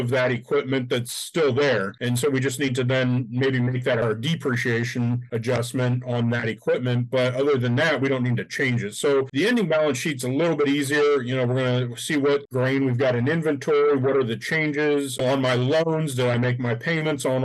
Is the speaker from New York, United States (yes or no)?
no; Northwest Ohio, United States; being from Northwest Ohio myself